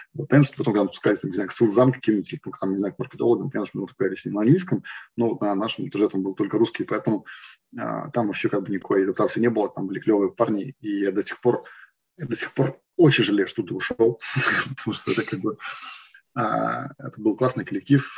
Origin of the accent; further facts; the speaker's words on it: Yekaterinburg, Sverdlovsk Oblast, Russia; also born or lived in Moscow / Cyprus; now in Germany; мы оба из Екатеринбурга, потом вместе поехали в Москву